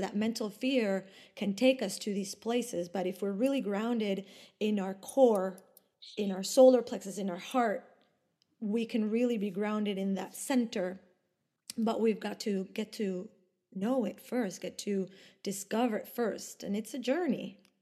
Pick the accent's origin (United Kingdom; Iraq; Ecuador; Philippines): Ecuador; English is a second language; moved away as an adult; also born or lived in Argentina / Italy; now in Sweden; I was born and raised in Ecuador, but my parents and my ancestors are from Argentina and from Italy